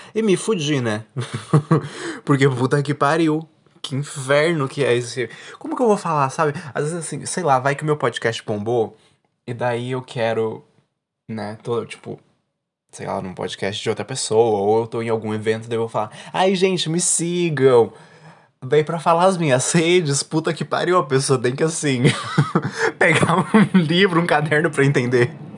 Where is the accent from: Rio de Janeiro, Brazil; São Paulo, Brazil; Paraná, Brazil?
Paraná, Brazil; Eu sou do sul, né? Sou do Paraná, não tenho o que fazer, tenho sotaque